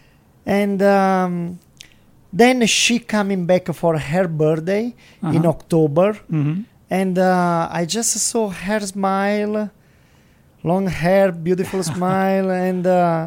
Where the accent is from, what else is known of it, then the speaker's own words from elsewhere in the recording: Salerno, Campania, Italy; English is a second language; moved away as an adult; also born or lived in New York; I am from Salerno.